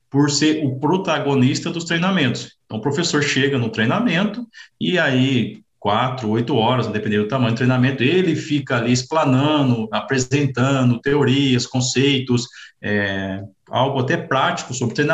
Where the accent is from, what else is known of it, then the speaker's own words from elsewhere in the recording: Campinas, Minas Gerais, Brazil; now in Piracicaba, Brazil; sou mineiro aí, natural da cidade de Campinas, sul de Minas.